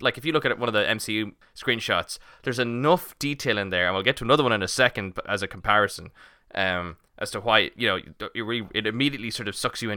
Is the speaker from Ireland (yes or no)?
yes; Ireland; we're Irish